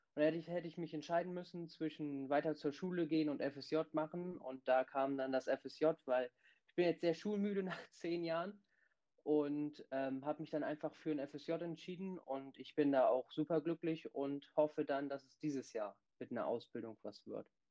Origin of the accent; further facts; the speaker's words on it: Bremen, Germany; Ich bin 17 Jahre alt und ich komme aus Bremen